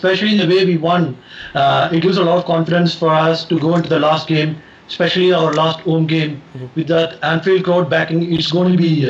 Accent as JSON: {"language": "English", "town": "Chennai", "region": "Tamil Nadu", "country": "India", "said": "from Chennai, India."}